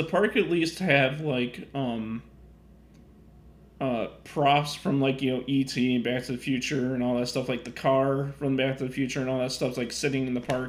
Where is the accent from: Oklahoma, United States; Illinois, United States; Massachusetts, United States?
Illinois, United States; even though I'm from Illinois